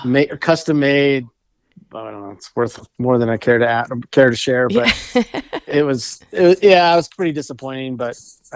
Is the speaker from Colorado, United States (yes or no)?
yes; Golden, Colorado, United States; also born or lived in Arvada, Colorado; And then I grew up in Golden, which is a little bit further west.